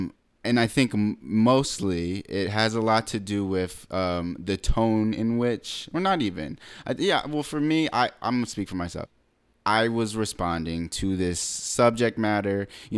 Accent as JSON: {"language": "English", "country": "United States", "said": "me being a black American. Mm-hmm. You know, I'm from here."}